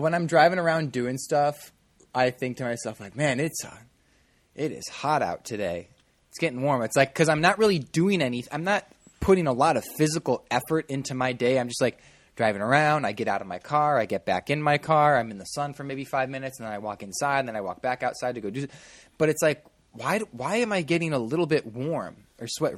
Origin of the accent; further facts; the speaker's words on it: Midwest, United States; moved away; growing up in the Midwest